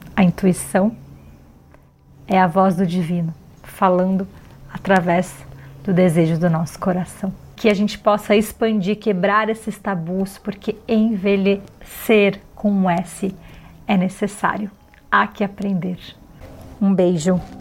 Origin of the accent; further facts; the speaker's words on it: Florianópolis, Santa Catarina, Brazil; Eu nasci em Florianópolis num lugar de praias maravilhosas